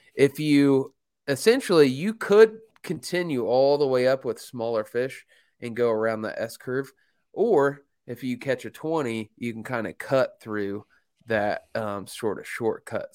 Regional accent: Mooresville, Indiana, United States; my hometown of Mooresville, Indiana

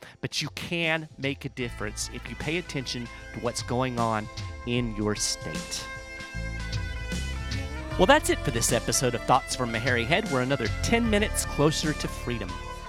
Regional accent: Kentucky, United States; my home state of Kentucky

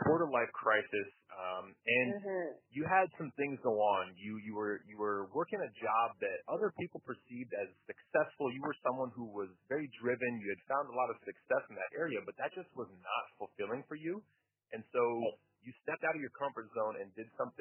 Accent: Las Vegas, Nevada, United States; now in Chicago, United States; I grew up in Las Vegas, so Chicago is like the total opposite

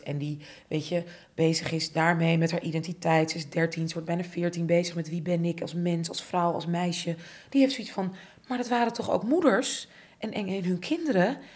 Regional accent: Amsterdam, North Holland, Netherlands; ik ben opgegroeid in Buitenveldert, ik zat op hockey

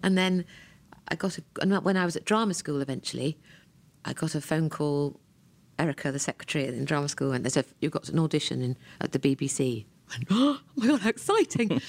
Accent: Ranworth, East of England, United Kingdom; I was born in Ranworth in Norfolk, England

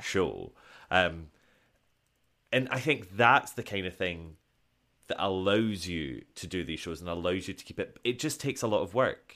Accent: Scotland, United Kingdom

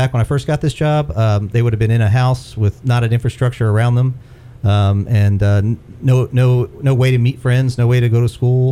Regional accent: Silver Spring, Maryland, United States; moved away; also born or lived in Atlanta / Chattanooga; I grew up in Silver Spring, Maryland

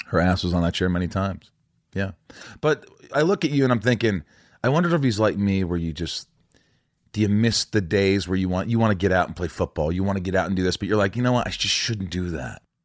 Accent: Indiana, United States

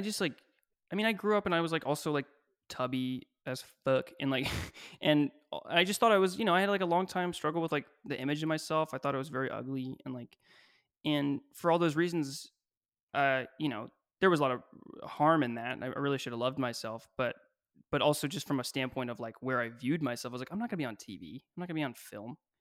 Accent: Kentucky, United States; moved away; I grew up in Kentucky

